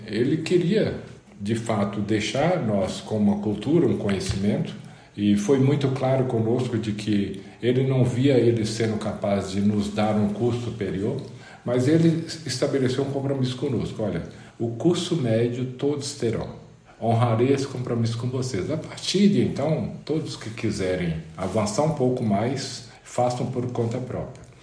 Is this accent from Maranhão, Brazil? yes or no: no; Mirabela, Minas Gerais, Brazil; Eu nasci em Mirabela. Mirabela é uma pequena cidade no interior de Minas Gerais, especificamente no norte de Minas Gerais